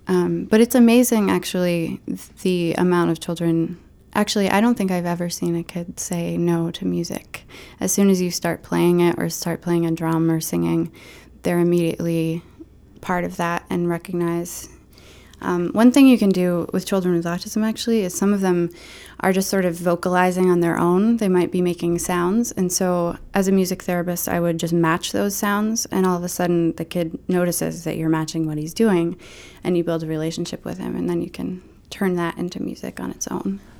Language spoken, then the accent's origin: English; Maine, United States; also born or lived in New York; I'm from Maine